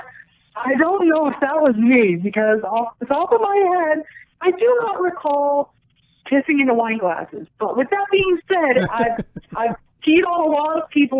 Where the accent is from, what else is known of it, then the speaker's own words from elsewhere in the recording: Sioux Falls, South Dakota, United States; I grew up in a small town in the state of South Dakota called Sioux Falls